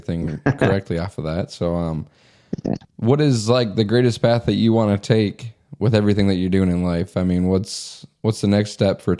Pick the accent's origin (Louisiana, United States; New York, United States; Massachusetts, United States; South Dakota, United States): South Dakota, United States; I'm from South Dakota